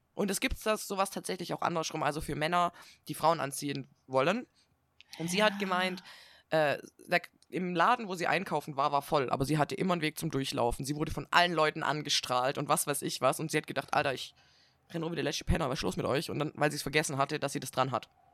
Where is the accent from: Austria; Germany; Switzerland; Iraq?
Germany; Swabia, Baden-Württemberg; accent: Swabian; now in Northern Germany, Germany; dann gehe ich wieder in dieses Schwäbeln zurück